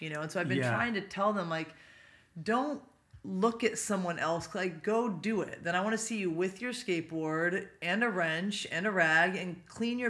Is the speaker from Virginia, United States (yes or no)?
no; Poway, California, United States; also born or lived in Pasadena, California / San Luis Obispo, California; I grew up in Poway, so it's North County, San Diego here